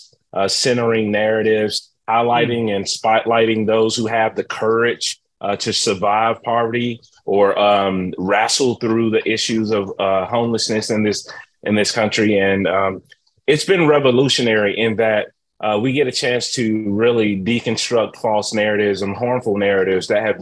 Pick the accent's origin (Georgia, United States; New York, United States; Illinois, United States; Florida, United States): Georgia, United States; Atlanta; I was born and raised in Atlanta, Georgia. Been here majority of my life.